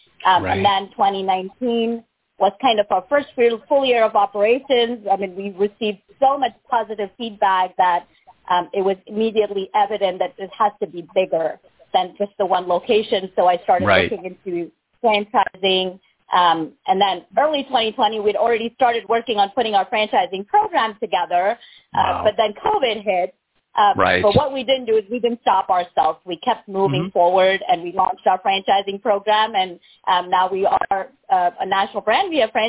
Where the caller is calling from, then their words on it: Pleasanton, California, United States; I am calling from Pleasanton, California.